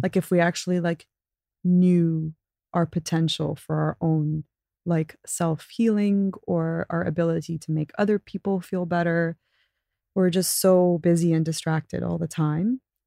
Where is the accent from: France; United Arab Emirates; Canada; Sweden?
United Arab Emirates; Abu Dhabi; growing up in Abu Dhabi was awesome